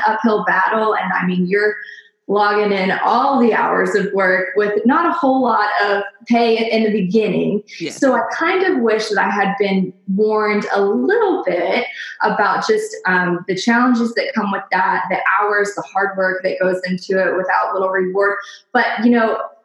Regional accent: Nashville, Tennessee, United States; I am from Nashville, Tennessee, born and raised

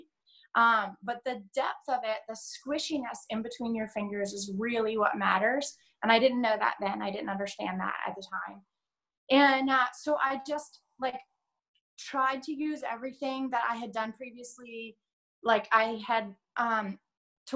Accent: United States; also born or lived in England; I'm American

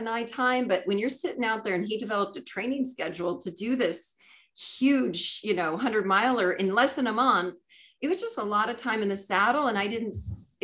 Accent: Southern California, United States; We're coming down through my hometown

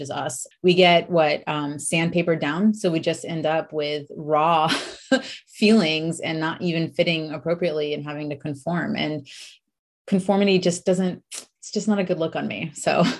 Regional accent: United States; accent: American; I'm American, if you can tell from, I guess, my accent

